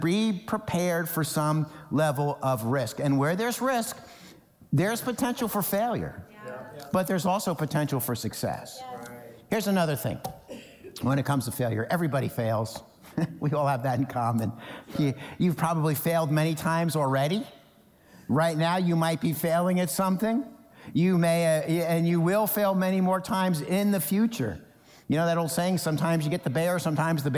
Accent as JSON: {"language": "English", "region": "New Jersey", "country": "United States", "tie": "born or raised there", "said": "when I was growing up in New Jersey"}